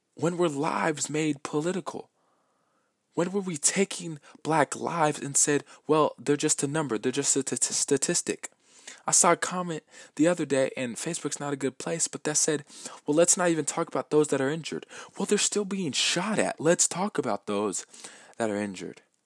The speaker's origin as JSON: {"language": "English", "town": "Lakewood", "region": "Washington", "country": "United States", "tie": "born or raised there", "said": "I was born in Lakewood, Washington, in the United States. I am from here"}